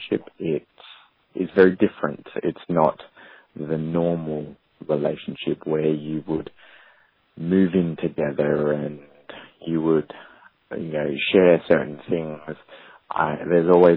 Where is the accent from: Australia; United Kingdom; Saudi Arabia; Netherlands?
Australia; I'm from Australia.